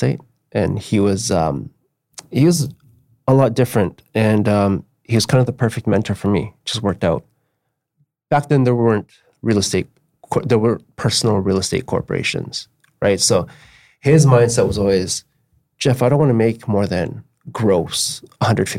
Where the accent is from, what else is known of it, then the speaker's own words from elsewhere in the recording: Burnaby, British Columbia, Canada; I'm from North Burnaby and I currently live on Capitol Hill. So I grew up on Capitol Hill as well.